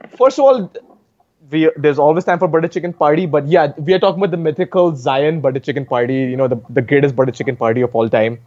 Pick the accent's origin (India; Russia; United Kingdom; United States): India; Varanasi, Uttar Pradesh; my home state of Uttar Pradesh